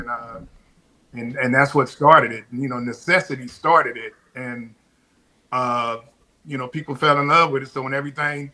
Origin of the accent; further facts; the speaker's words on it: Compton, California, United States; also born or lived in Corsicana, Texas; now in Texas, United States; I'm born and raised in Compton, but I came to Corsicana every summer